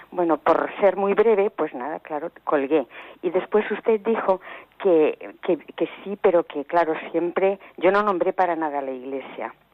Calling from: Ciudad Real, Castilla-La Mancha, Spain; Mire, soy de Ciudad Real

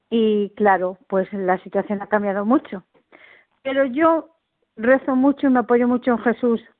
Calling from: Toledo, Castilla-La Mancha, Spain; de Toledo.

